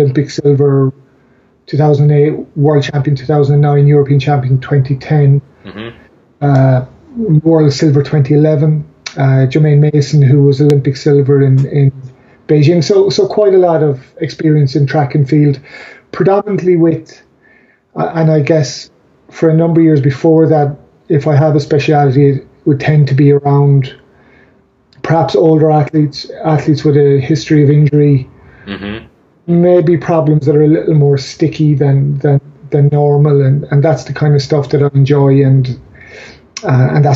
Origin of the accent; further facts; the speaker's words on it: Ireland; I'm Irish